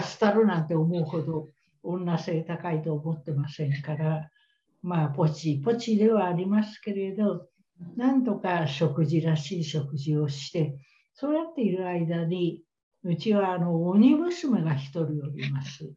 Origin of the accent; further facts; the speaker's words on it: Tokyo, Japan; 私東京育ちだから、周辺にいっぱい小中高のお友達いっぱいいるんですよ